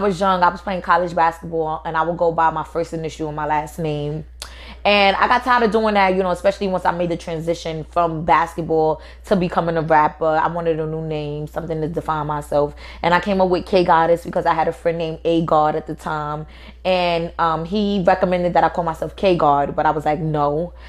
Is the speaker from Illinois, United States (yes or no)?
no; New York City, New York, United States; accent: New York; My upbringing in Brownsville was really hard. You know, Brownsville is the most toughest places to ever be raised in. You know, but I was raised by my community.